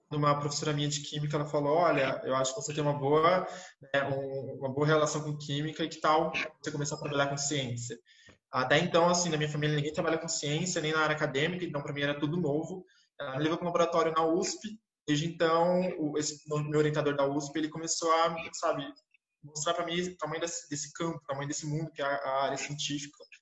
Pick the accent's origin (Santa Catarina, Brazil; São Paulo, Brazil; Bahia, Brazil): São Paulo, Brazil; sou da capital de São Paulo